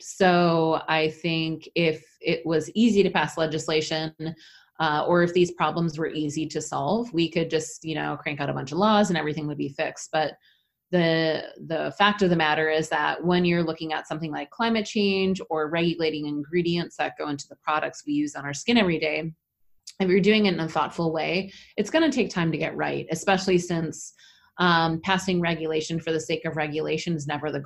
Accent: Minnesota, United States; I grew up in Minnesota, so I'm a northern lady

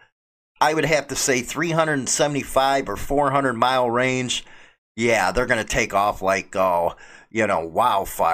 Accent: United States; as an American

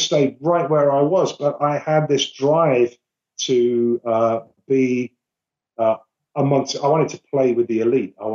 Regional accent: Birmingham, West Midlands, United Kingdom; now in London, United Kingdom; I grew up in Birmingham, which is about 100 miles away

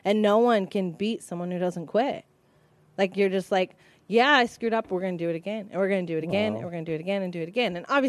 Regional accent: Las Vegas, Nevada, United States; moved away as an adult; now in southern Utah, United States; I'm originally from Las Vegas, Nevada. That's where I was born and raised and started my romance with the industry. But I'm now based in southern Utah, and I'm a salon owner. And I'm a mommy of a 4-year-old little boy.

